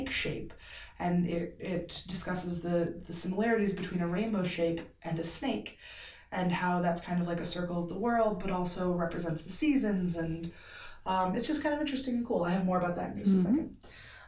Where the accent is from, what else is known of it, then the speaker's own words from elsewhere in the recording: Benton Harbor, Michigan, United States; we're a family from Benton Harbor.